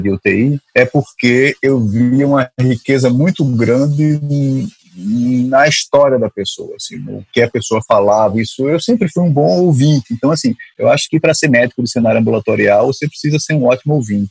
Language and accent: Portuguese; Recife, Pernambuco, Brazil; accent: Recife; moved away as an adult; now in Rio de Janeiro, Brazil; Eu sou de Recife, sotaque é de Recife, mas moro no Rio já faz 12 anos.